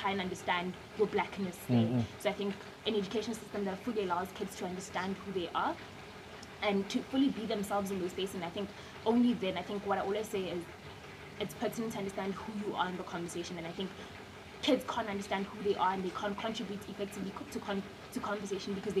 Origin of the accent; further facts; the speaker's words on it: Hammanskraal, Gauteng, South Africa; just typical Kasi girl, grew up in a small township called Hammanskraal.